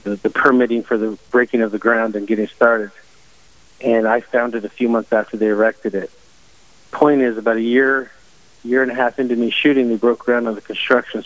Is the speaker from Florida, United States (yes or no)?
no; Silicon Valley, California, United States; I grew up in Silicon Valley